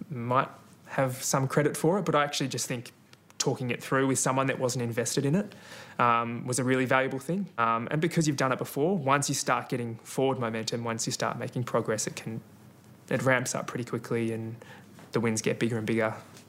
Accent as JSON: {"language": "English", "town": "Melbourne", "region": "Victoria", "country": "Australia", "tie": "born or raised there", "said": "I grew up in North Baldwin in Victoria, and Box Hill Athletics Club was my local track"}